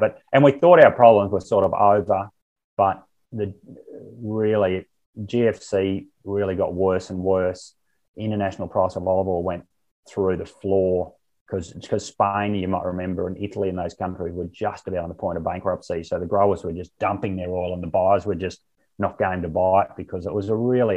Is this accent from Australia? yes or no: yes; Barcaldine, Queensland, Australia; I was born um, at on a farm at Barcaldine and had my first 23 yeah. years there.